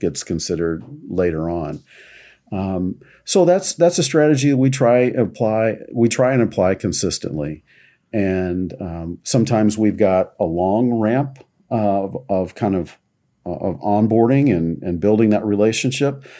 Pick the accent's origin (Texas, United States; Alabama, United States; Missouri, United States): Missouri, United States; Kansas City; I'm originally from Kansas City